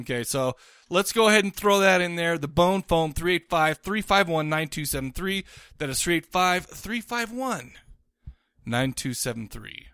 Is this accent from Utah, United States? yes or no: yes; Farmington, Utah, United States; I grew up in Farmington